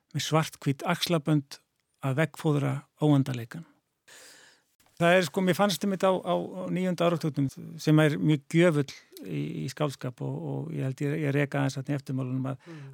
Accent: Reykjavík, Capital Region, Iceland; ég sko ólst upp í Reykjavík og bjóð hér til 12 aldus

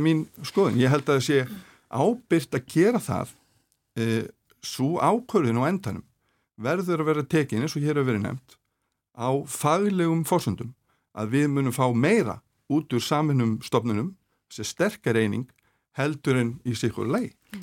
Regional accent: Reykjanesbær, Southern Peninsula, Iceland; ég get bara tekið dæmið úr mínum heimabæ e, ég er e, var í fjölbjörnsskóla Suðunísja

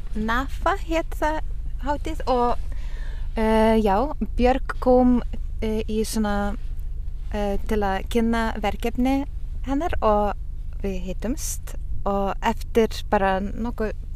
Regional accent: Utena, Lithuania; now in Ísafjörður, Iceland; Ég er frá Litáin

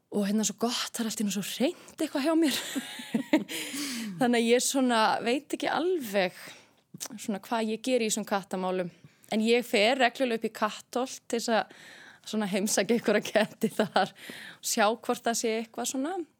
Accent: Garðabær, Capital Region, Iceland; ég er alveg upp í Garðabæi

